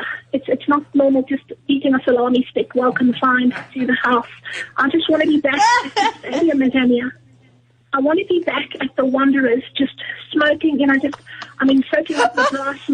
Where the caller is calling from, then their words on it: Randburg, Gauteng, South Africa; from Randburg